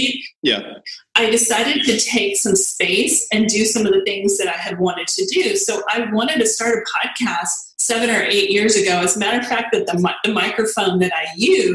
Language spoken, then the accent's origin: English; El Paso, Texas, United States; moved away as an adult; now in Dallas-Fort Worth, United States; I grew up in El Paso, and that's where I was born and raised